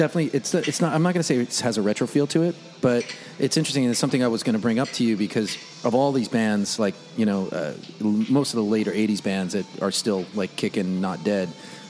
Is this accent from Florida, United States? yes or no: no; Long Island, New York, United States; I grew up with in metal hardcore. I'm from Long Island, and that scene was. I'm 44